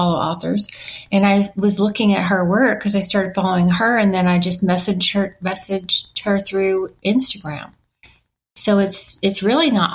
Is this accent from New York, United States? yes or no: no; Knoxville, Tennessee, United States; illustrators that were in my hometown, Knoxville, Tennessee